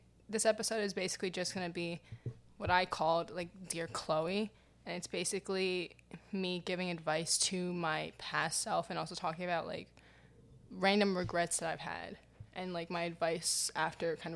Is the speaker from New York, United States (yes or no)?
yes; New York City, New York, United States; I live in New York, and I've lived in New York my entire life, and I grew up in New York City.